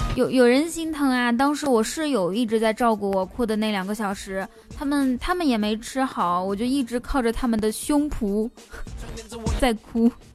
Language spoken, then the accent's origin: Chinese; Inner Mongolia, China; moved away as an adult; also born or lived in Wuhan, China; 我来自内蒙古大草原，因为我那个时候是，是在武汉上学